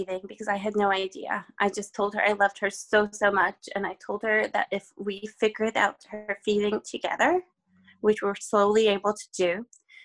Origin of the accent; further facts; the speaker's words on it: Czechia; moved away; I'm originally from the Czech Republic